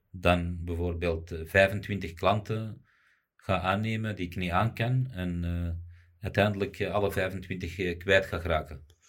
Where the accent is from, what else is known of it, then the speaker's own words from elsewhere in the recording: Morocco; also born or lived in Belgium; ik ben Marokkaan